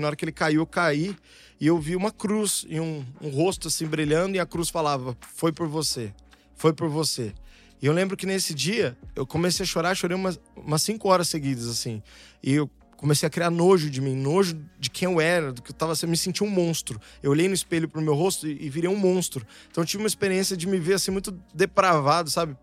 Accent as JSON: {"language": "Portuguese", "town": "Santo André", "region": "São Paulo", "country": "Brazil", "tie": "born or raised there", "also_born_or_lived": "São Bernardo do Campo", "said": "Eu morava em Santo André, no Bom Pastor"}